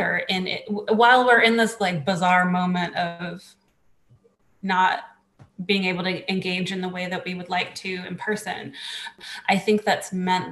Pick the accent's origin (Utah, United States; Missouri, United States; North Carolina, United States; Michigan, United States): North Carolina, United States; Charlotte; I'm from Charlotte. I went to West Charlotte High School. I went to Piedmont Middle School. I went to Hickory Grove Elementary School